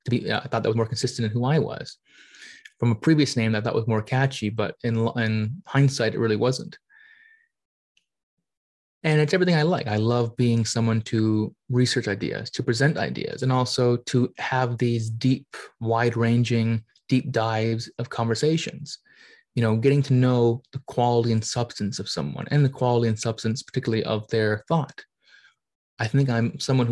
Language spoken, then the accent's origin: English; Canada; being Canadian